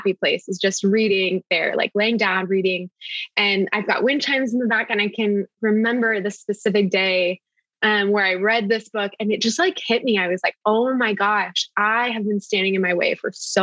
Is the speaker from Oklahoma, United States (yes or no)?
yes; Tulsa, Oklahoma, United States; I am from Tulsa, Oklahoma